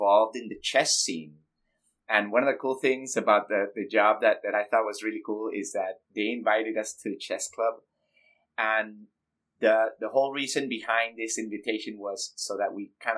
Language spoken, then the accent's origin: English; Panama; I'm from Panama, Central America